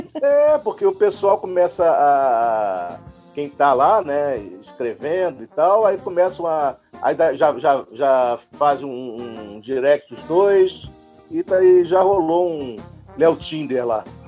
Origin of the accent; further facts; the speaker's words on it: Rio de Janeiro, Brazil; now in São Paulo, Brazil; Sou carioca, mas estou aqui em São Paulo já há 15 anos